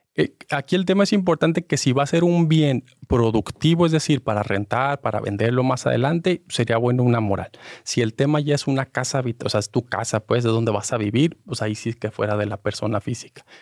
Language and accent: Spanish; Mexico; nosotros como mexicanos